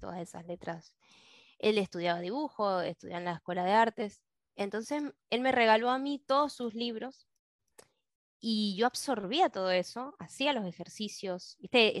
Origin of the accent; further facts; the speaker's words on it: Mendoza, Argentina; soy de Mendoza